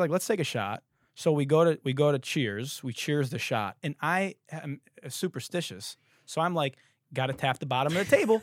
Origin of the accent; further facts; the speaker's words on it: Detroit, Michigan, United States; I'm from fucking Detroit